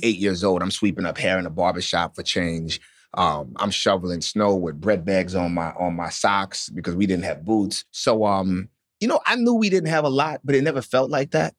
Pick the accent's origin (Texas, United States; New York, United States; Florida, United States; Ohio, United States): New York, United States; Otisville; also born or lived in New Orleans, Louisiana / Carlisle, Pennsylvania; we moved to upstate New York to Otisville